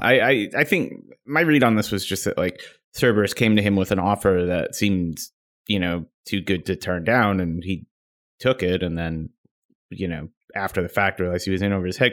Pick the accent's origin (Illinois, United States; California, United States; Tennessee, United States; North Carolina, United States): Illinois, United States; Chicago; also born or lived in Seattle area; now in Seattle, United States; I'm originally from Chicago